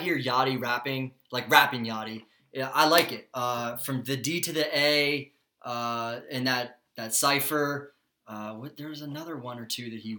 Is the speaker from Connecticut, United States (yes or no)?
no; Broward, Florida, United States; I'm from Broward. We're from Broward.